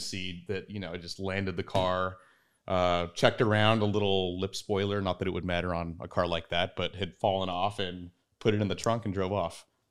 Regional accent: San Diego, California, United States; I grew up in San Diego

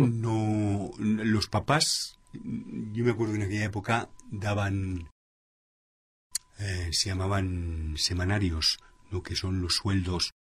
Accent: Madrid, Community of Madrid, Spain; also born or lived in Panama; soy español, o sea, en Madrid

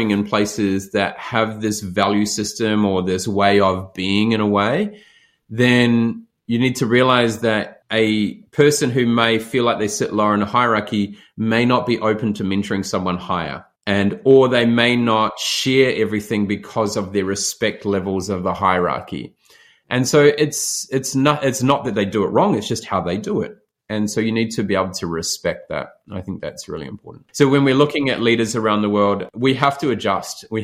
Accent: New Zealand; if I stayed in that small area that I grew up in New Zealand, I'd be my mindset would be very isolated.

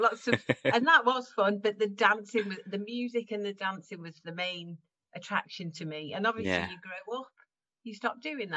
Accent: Caernarfon, Wales, United Kingdom; I grew up in Wales, in very Welsh Wales, in Carnarvon.

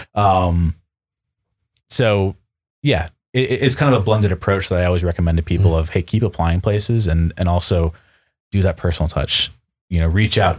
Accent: Western New York, United States; now in Seattle, United States; I grew up Western New York, Buffalo Sabres fan

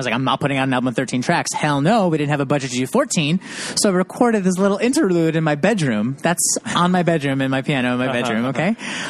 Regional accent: Utica, New York, United States; Yeah, I'm from Utica, New York, which is kind of the closest city that people know is Syracuse.

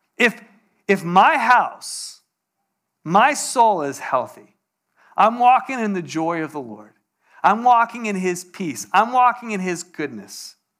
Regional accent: Poway, California, United States; I grew up in Poway

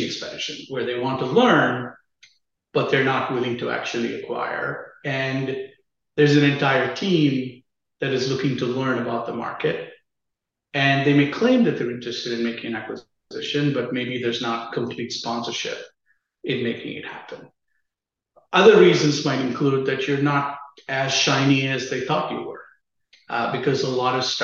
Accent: Chennai, Tamil Nadu, India; moved away as an adult; also born or lived in Austin, Texas; I grew up in a city called Chennai in the southern part of India

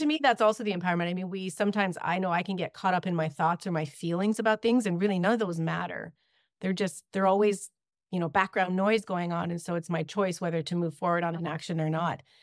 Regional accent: Ontario, Canada; moved away as an adult; now in British Columbia, Canada; I grew up in Ontario

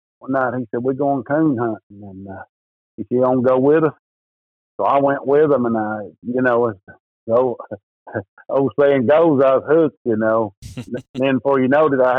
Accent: East Tennessee, United States; I'm from East Tennessee here in the Smoky Mountains

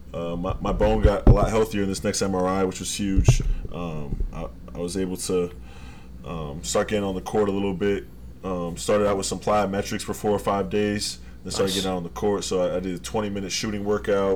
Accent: Rhode Island, United States; I'm from Rhode Island

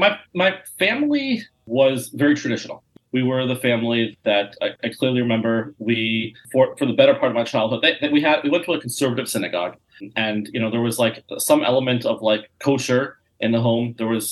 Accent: Colorado, United States; I grew up in Colorado, and we'd drive to Nebraska or Las Vegas or whatever. And my parents would sit in the back, and we'd sit on the seating area and have Shabbos meal. And we'd make Kiddush going down the highway.

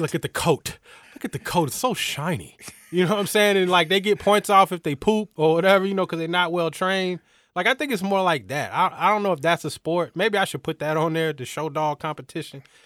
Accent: Atlanta, Georgia, United States; I'm from Atlanta

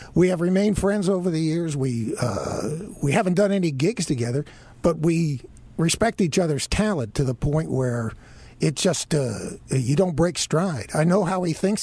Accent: Miami, Florida, United States; now in Charlotte, United States; I grew up in Miami

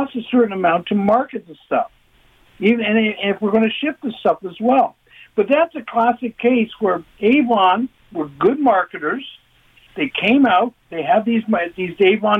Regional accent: London, Ontario, Canada; now in Toronto, Canada; I grew up in London.

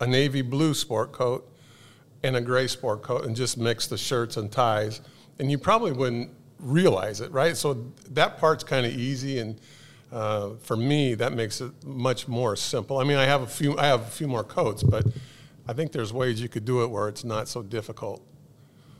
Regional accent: Southern California, United States; moved away; my hometown in Southern California

